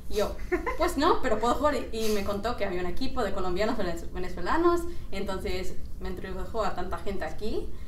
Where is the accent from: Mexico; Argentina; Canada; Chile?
Canada; Vancouver, British Columbia; moved away as an adult; now in Montreal, Canada; en Vancouver, donde vengo, de donde vengo